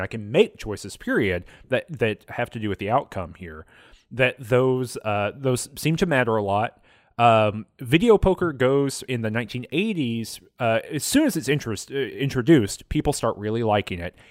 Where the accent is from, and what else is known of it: United States